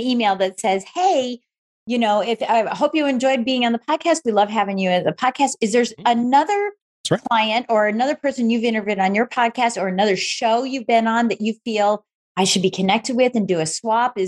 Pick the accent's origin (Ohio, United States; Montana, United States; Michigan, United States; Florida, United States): Michigan, United States; we're both from Michigan